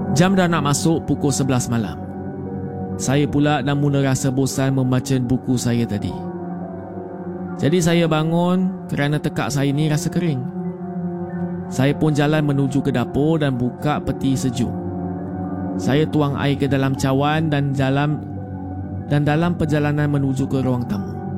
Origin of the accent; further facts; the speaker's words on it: Kota Kinabalu, Sabah, Malaysia; saya berasal dari Kota Kinabalu, Sabah.